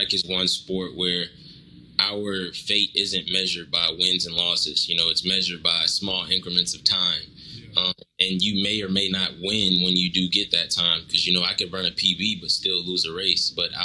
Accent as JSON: {"language": "English", "town": "Houston", "region": "Texas", "country": "United States", "also_born_or_lived": "Louisiana", "said": "I'm originally from Houston, Texas."}